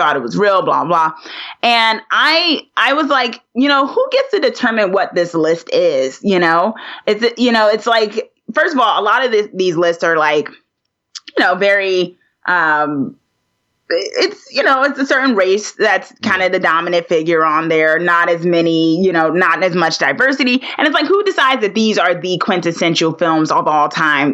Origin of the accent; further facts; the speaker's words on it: Newark, New Jersey, United States; I'm a girl from Jersey, born and raised Newark, New Jersey